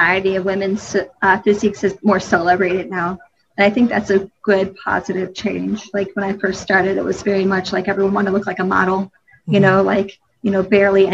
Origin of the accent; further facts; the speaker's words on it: Detroit, Michigan, United States; now in Charlotte, United States; when we grew up in Detroit, Michigan, we moved down here and outside of Charlotte, and I think in 97